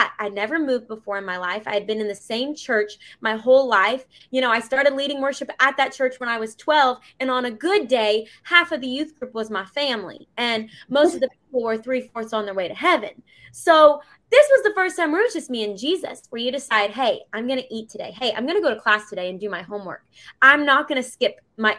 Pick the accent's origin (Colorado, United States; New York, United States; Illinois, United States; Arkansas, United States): Arkansas, United States; Bentonville; moved away as an adult; now in Middle Tennessee, United States; I grew up in Bentonville, Arkansas for the first 18 years of my life